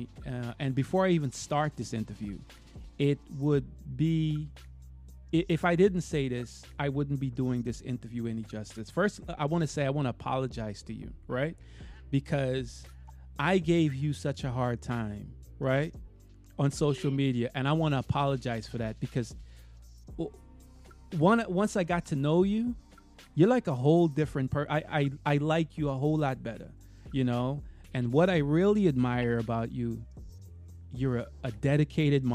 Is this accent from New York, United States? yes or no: yes; New York, United States; now in Florida, United States; where I'm from, New York. I live in Florida now